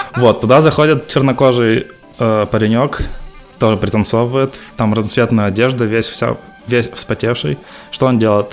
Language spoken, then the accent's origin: Russian; Perm, Perm Krai, Russia; moved away as an adult; also born or lived in Dolgoprudny, Russia / South Korea; now in Fremont, United States; Я родом из Перми. Вот, родился в Перми, учился в Перми в школе.